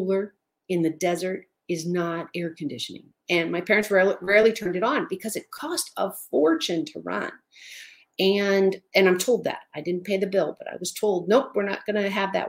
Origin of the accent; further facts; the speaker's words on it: Southern California, United States; Now, I grew up in Southern California in the high desert.